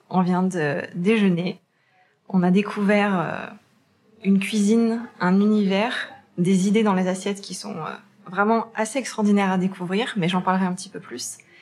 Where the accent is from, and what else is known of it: Saint-Étienne, Auvergne-Rhône-Alpes, France